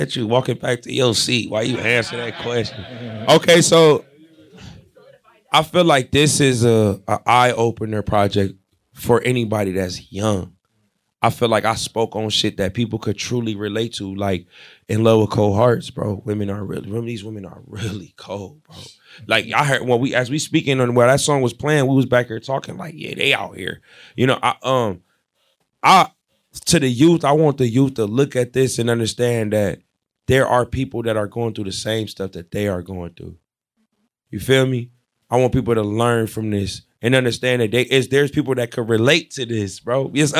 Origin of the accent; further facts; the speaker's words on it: Ohio, United States; I'm from Ohio.